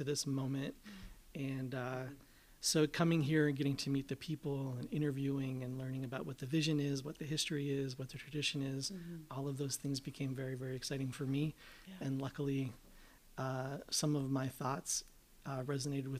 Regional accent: North Central Pennsylvania, United States; moved away as an adult; I grew up in North Central Pennsylvania

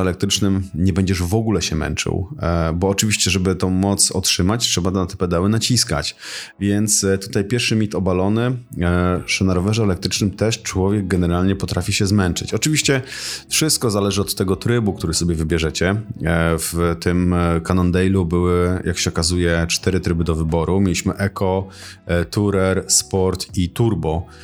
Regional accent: Tricity, Pomeranian Voivodeship, Poland; u nas w Trójmieście

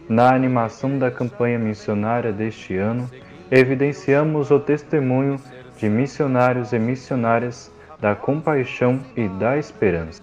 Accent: Linhares, Espírito Santo, Brazil; sou natural da cidade de Linhares

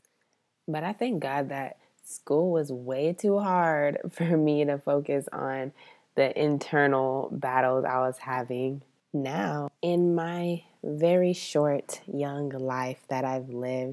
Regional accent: Rio Grande Valley, South Texas, United States; I grew up in the Rio Grande Valley in a small area where I was the only Black girl in my elementary school and in my middle school

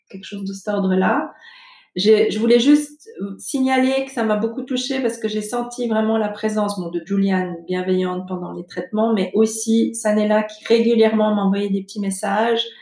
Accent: Bosnia & Herzegovina; now in Switzerland; je suis originaire de Bosnie-Herzégovine. Je suis arrivée en Suisse en tant que réfugiée pendant

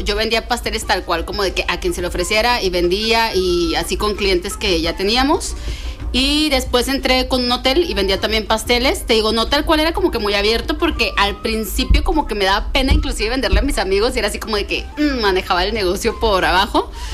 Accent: Mexico; como mexicanos

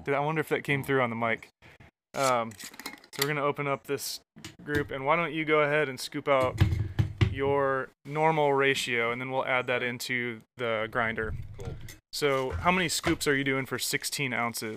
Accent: Michigan, United States; now in Atlanta, United States; I grew up in Michigan

